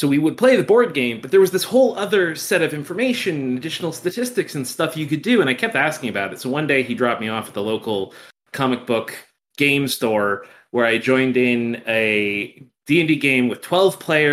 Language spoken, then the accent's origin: English; New Jersey, United States; moved away as an adult; now in Albuquerque, United States; I'm from New Jersey originally and lived there my whole life, so I will always be a New Jerseyan at heart